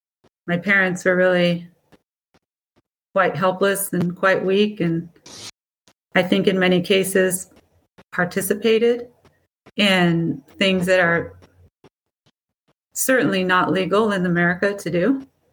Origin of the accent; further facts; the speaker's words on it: Portugal; born there; I was born in Portugal, and I had a total of 5 brothers and sisters.